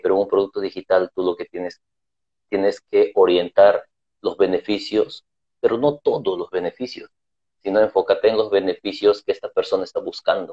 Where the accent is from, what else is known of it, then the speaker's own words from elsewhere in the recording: Lima, Peru; yo soy de Perú, Lima, Perú también